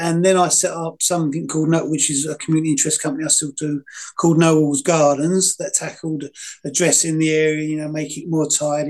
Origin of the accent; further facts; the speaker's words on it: East of England, United Kingdom; So I always call myself quite lucky when I moved into the area, because I was originally from Essex.